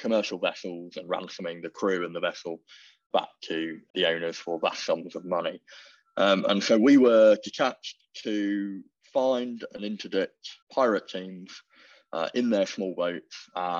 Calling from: New Brunswick, Canada; I am dialing in from New Brunswick, Canada, where the weather is a balmy -3 degrees

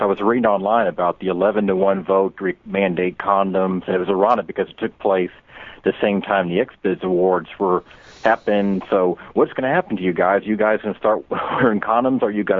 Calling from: Tampa, Florida, United States; Hi, James. It's … in Tampa, Florida. How you doing?

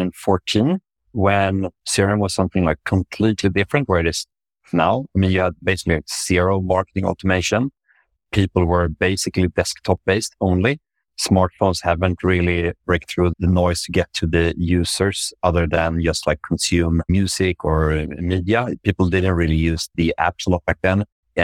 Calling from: Stockholm, Stockholm County, Sweden; Yeah, so I'm joining from Stockholm in Sweden, Northern Europe, where I work at Voi Technology, which is a micromobility company.

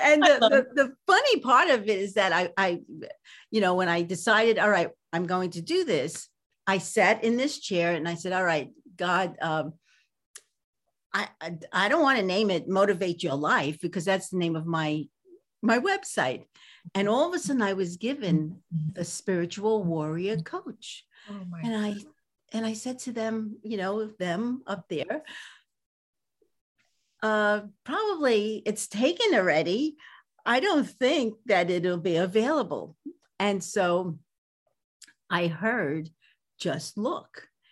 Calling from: California, United States; From sunny, well, today it's not so sunny, California.

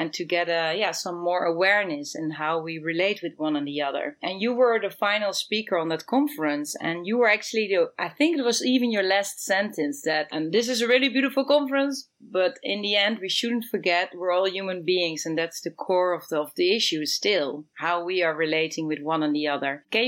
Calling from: Amsterdam, North Holland, Netherlands; I'm calling in from Amsterdam and it's the weather, you know, we cannot complain.

